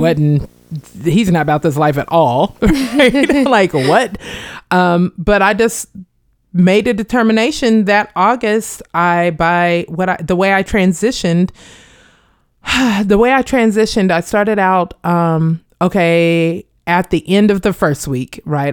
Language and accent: English; Wichita, Kansas, United States; moved away as an adult; now in Hampton Roads, United States; growing up in Wichita, Kansas